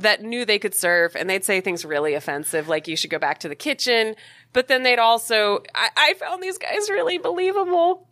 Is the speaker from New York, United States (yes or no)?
no; Maui, Hawaii, United States; moved away; growing up on Maui